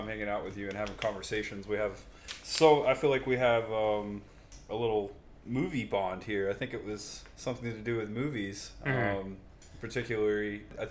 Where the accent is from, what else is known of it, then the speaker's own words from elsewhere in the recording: New Castle, Indiana, United States; also born or lived in Clearwater, Florida; now in Tampa, United States; I was actually born in Indiana, Newcastle, Indiana. And I lived in, born and raised in Hancock and Henry County. And I moved here in 2004.